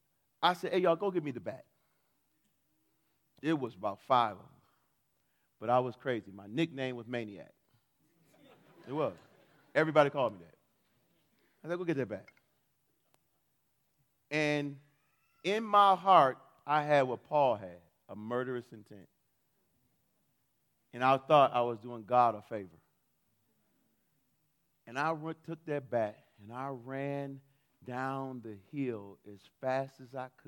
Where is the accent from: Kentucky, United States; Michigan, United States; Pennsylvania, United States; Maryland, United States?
Michigan, United States; Detroit; I grew up in Detroit